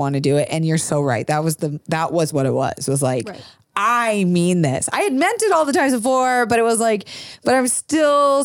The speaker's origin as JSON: {"language": "English", "region": "Florida", "country": "United States", "tie": "born or raised there", "said": "I grew up in Florida"}